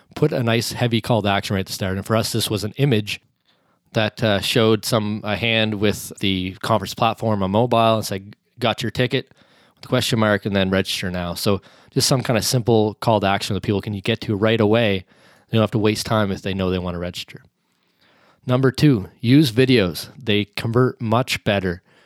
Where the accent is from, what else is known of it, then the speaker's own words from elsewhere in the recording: Canada; me being a Canadian